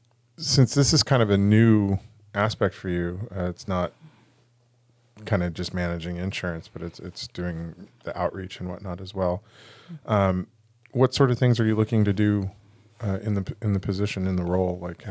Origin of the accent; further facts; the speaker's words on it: California, United States; I'm like happy that there's rain, but as a Californian, I'm a little freaked out by all the rain.